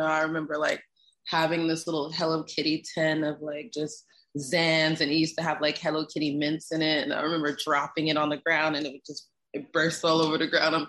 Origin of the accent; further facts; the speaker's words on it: Canada; moved away as an adult; also born or lived in Caribbean; now in United States; I'm from Canada